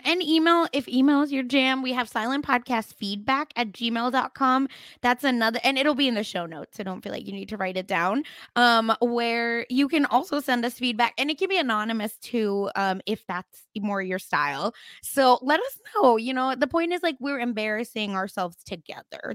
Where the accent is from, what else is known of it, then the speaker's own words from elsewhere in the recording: Oklahoma, United States; I'm from Oklahoma